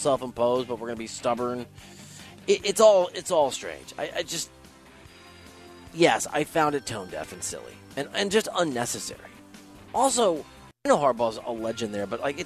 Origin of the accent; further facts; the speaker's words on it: Iowa, United States; moved away; I'm from Iowa. I've been all over the country. I've lived all over the country.